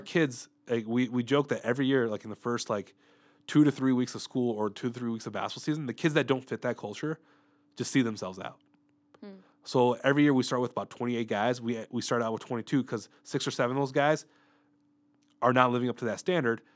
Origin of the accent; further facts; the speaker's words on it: Mundelein, Illinois, United States; moved away as an adult; I originally grew up in Mundelein, Illinois, which is a suburb north of the Chicago area